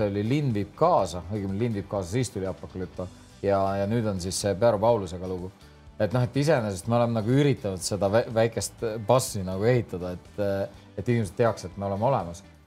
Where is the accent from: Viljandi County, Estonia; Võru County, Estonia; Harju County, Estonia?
Harju County, Estonia; Tallinn; ikka Tallinnas